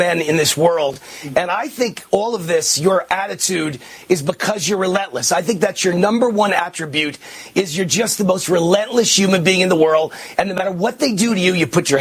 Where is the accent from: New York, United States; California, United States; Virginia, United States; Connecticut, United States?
New York, United States; moved away as an adult; now in Las Vegas, United States; I'm a New Yorker